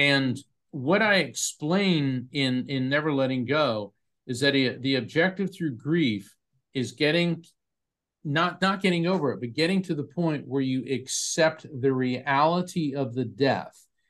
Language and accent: English; Florida, United States; my family's from New York, New Jersey. I was raised in Florida